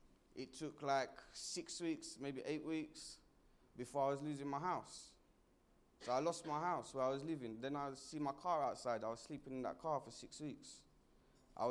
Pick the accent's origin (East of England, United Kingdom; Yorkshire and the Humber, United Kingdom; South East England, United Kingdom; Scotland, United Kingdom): East of England, United Kingdom; Essex; moved away as an adult; now in London, United Kingdom; I'm from Essex originally, so when I come here, I knew nobody